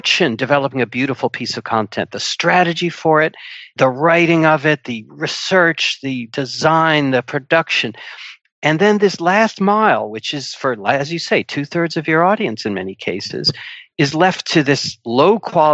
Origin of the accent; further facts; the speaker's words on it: United States; moved away as an adult; now in United Kingdom; I'm an American